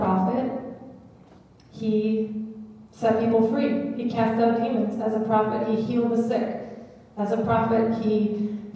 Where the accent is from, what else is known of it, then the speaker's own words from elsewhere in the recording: United States; being American